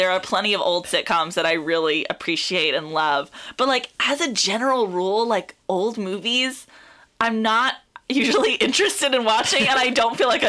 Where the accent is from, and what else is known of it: South Texas, United States; born or raised there; moved away